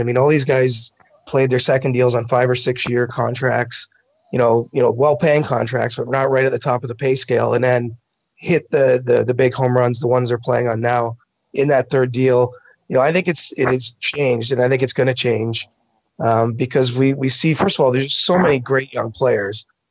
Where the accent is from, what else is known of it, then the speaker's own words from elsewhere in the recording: Canada; I'm Canadian